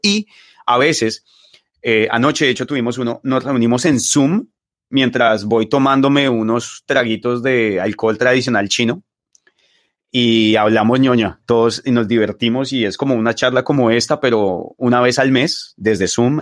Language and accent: Spanish; Bogotá, Colombia; moved away as an adult; also born or lived in Los Llanos, Colombia; now in China; yo fui criado en Suba y en Patio Bonito